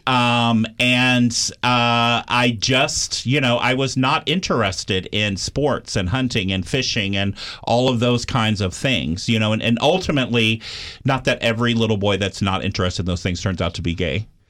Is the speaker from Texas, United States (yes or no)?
yes; Austin, Texas, United States; I grew up in Austin, Texas, which for Texas, Austin is a, a liberal bubble